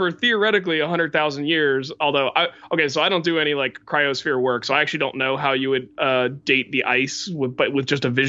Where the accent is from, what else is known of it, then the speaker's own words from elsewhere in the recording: West Virginia, United States; I grew up in West Virginia